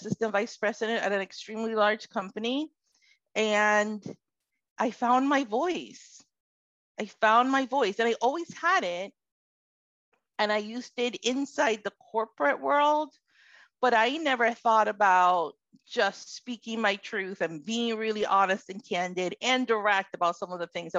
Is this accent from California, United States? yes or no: no; Florida, United States; also born or lived in Puerto Rico; now in Connecticut, United States; I am Puerto Rican, from Puerto Rican descent. I was born in Puerto Rico, moved to the United States mainland at about age 11, and grew up in Florida, and somehow I've ended up in Connecticut.